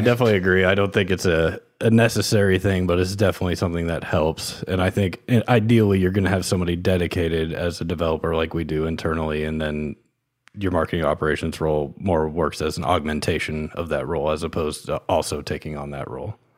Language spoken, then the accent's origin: English; Kansas, United States; moved away; I grew up in Kansas. Uh, my family lived in the suburbs on the Kansas side.